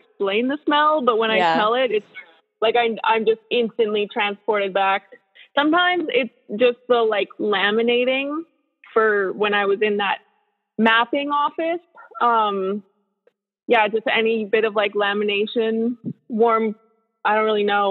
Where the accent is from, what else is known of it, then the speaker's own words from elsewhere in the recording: Quesnel, British Columbia, Canada; also born or lived in Prince George, British Columbia; I'm born and raised in Quesnel